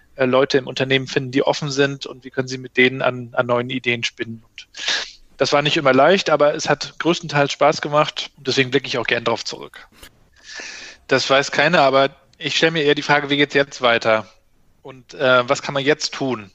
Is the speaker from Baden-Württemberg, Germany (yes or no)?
no; Mecklenburg-Vorpommern, Germany; bei uns in Mecklenburg-Vorpommern